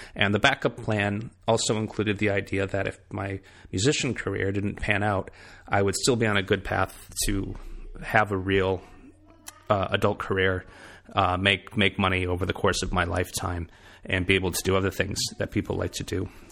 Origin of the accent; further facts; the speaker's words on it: Michigan, United States; moved away as an adult; also born or lived in Boston; now in South Carolina, United States; from my hometown in Michigan